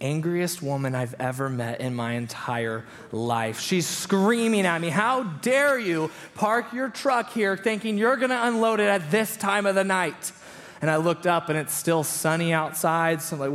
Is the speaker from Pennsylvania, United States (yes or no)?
no; California, United States; moved away as an adult; now in Boise, United States; we are from California